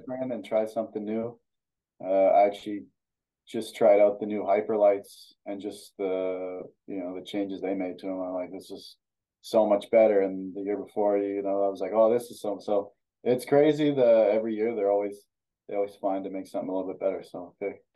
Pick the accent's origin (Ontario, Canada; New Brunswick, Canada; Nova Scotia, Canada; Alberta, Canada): Alberta, Canada; Ardrossan; also born or lived in Sherwood Park, Alberta; like from Alberta. So it was pretty cold uh, most of the time in the winter.